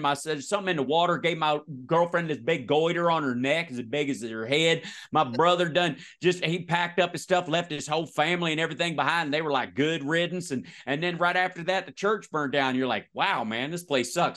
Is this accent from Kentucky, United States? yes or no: yes; Kentucky, United States; moved away; also born or lived in West Virginia / Louisville; I'm from the South.